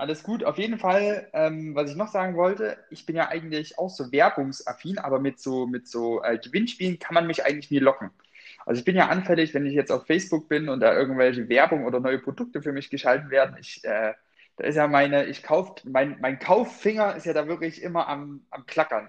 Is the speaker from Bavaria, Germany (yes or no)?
no; Freyburg, Saxony-Anhalt, Germany; moved away; aus meiner Heimat, äh, aus Freiburg an der oh Gott, Freiburg mit Y in äh, Sachsen-Anhalt, ich glaube, es ist an der Unstrut. Freiberg an der Unstrut